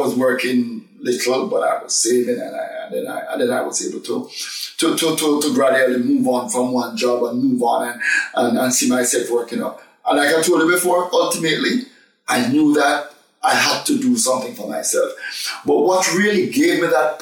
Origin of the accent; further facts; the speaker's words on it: Jamaica; accent: strong Jamaican; moved away as an adult; now in United Kingdom; I'm a very, very, very, very strong Jamaican accent, which I still have today.